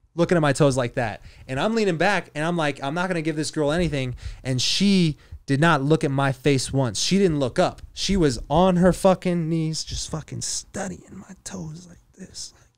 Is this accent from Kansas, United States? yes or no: yes; Kansas, United States; moved away; I'm from Kansas originally